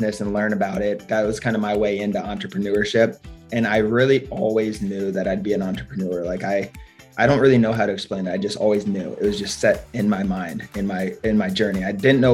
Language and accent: English; Cincinnati, Ohio, United States; moved away as an adult; also born or lived in Israel; now in St. Petersburg, United States; I grew up in Cincinnati, moved to Israel for a year